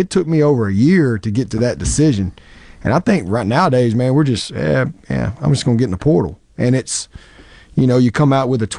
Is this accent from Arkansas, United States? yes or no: yes; Arkansas, United States; now in Mississippi, United States; I grew up in Arkansas.